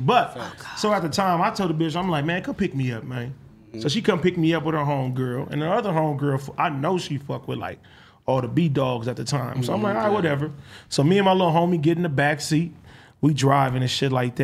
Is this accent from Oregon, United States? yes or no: no; Compton, California, United States; I'm coming from Compton